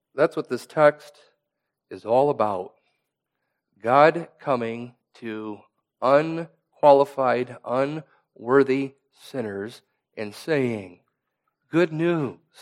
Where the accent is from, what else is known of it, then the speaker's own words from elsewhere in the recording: Iowa, United States; I come from Iowa, where there's farmland that is passed down from generation to generation